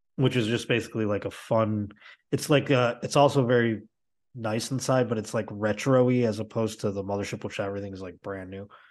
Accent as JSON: {"language": "English", "town": "Buffalo", "region": "New York", "country": "United States", "moved": "yes", "lives_now": "Los Angeles, United States", "said": "I'm not from Boston either. I'm from Buffalo"}